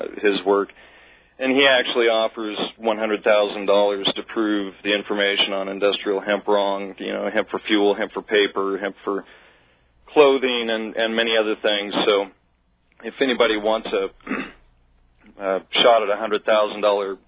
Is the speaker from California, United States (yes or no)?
yes; Southern California, United States; born and raised in Southern California